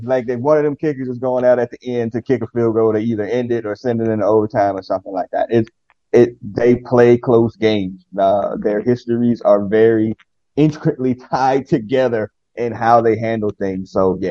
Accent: Ohio, United States; moved away as an adult; also born or lived in Atlanta; We grew up in Ohio.

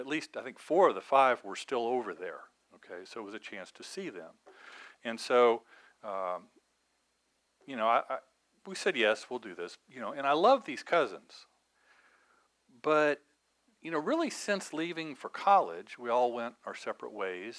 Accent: Evansville, Indiana, United States; moved away; my hometown of Evansville

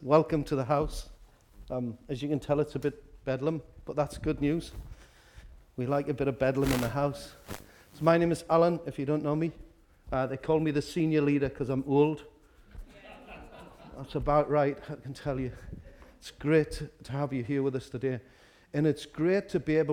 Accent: Newcastle upon Tyne, North East England, United Kingdom; I'm from Walker. We start very early in Walker.

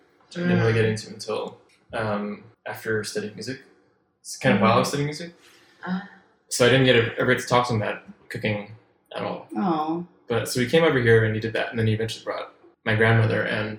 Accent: San Francisco, California, United States; also born or lived in Danville, California; I grew up partially here in the city in San Francisco and also in Danville, California.

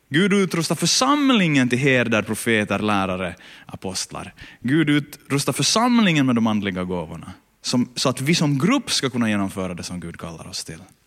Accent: Ostrobothnia, Finland; där jag kommer ifrån, eh, land, landsbygden på Österbot, i Österbotten

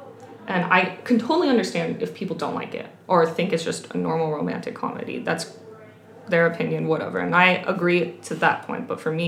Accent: United States; I'm Asian American.

